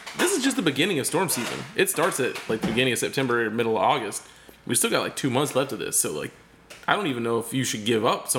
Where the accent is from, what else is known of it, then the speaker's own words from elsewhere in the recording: Fort Bend, Florida, United States; now in Tampa, United States; my hometown of Fort Bend, where I grew up